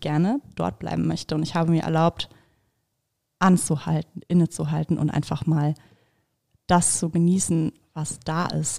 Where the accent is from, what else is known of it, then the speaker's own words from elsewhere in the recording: Bremen, Germany; ich bin halt in Bremen geboren und aufgewachsen